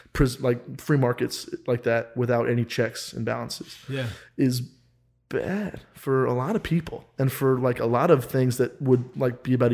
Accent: Kansas, United States; I'm from Kansas

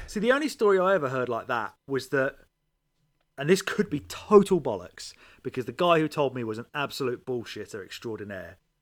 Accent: England, United Kingdom; I'm from England

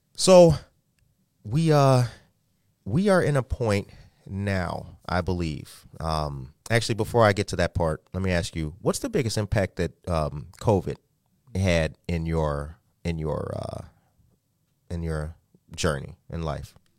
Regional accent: Aurora, Illinois, United States; I'm from Aurora

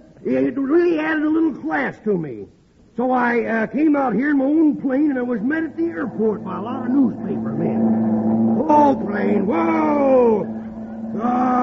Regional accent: Texas, United States; born there; Well, I was born in Texas.

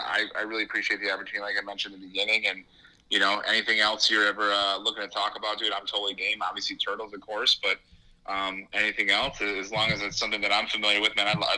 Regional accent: Chicago, Illinois, United States; being born and raised in Chicago and lived in Illinois my whole life

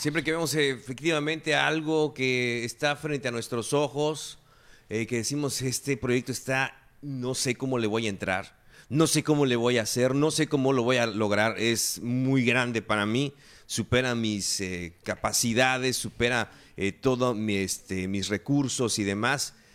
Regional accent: Campeche, Mexico; de toda la gente que nacimos y que vivimos en esta región, los, de, los que somos de Campeche

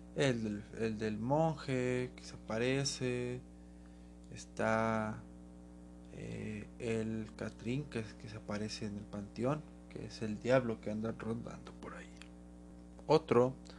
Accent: Guadalajara, Jalisco, Mexico; Y es de donde yo soy.

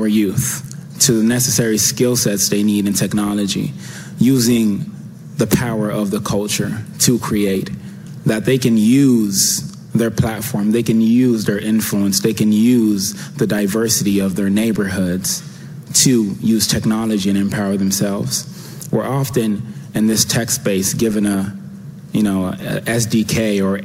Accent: United States; being a Ghanaian American, growing up, I experienced a lot of things

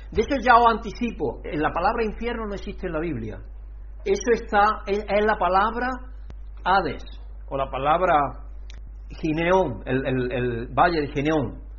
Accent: Andalusia, Spain; yo como soy andaluz me como las terminaciones.

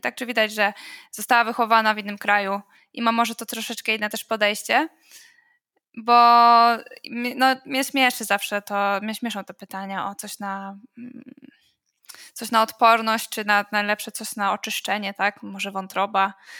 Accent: Poland; now in Trondheim, Norway; my z Polski

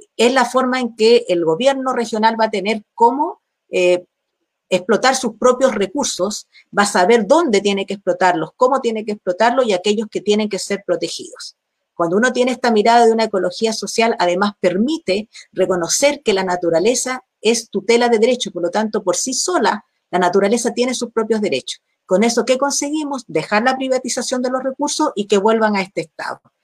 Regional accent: Arica y Parinacota, Chile; hoy día nosotros somos región de Arica y Parinacota

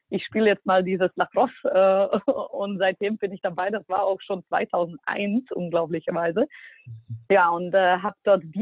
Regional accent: Bratislava, Bratislava Region, Slovakia; ich bin ja aus der Slowakei und in Bratislava 2002 muss man sich vorstellen, da gab es noch nicht viel.

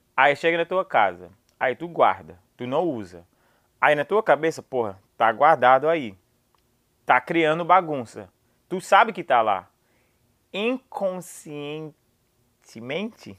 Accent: United States; Portuguese is a second language; eu sou americano

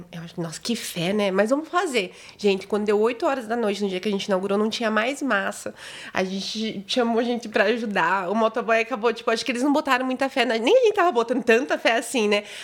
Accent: Foz do Iguaçu, Paraná, Brazil; eu sou de Foz e tava morando em Palmeira também, né?

